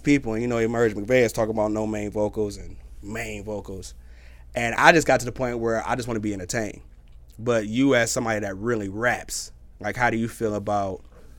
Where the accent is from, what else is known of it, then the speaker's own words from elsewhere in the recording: Detroit, Michigan, United States; now in Phoenix, United States; Because I'm not from here. I'm from Detroit.